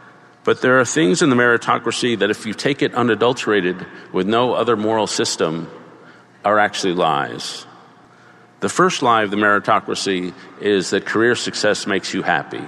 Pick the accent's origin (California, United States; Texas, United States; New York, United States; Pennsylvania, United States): New York, United States; New York City; I grew up in Greenwich Village in the 60s to somewhat left-wing parents.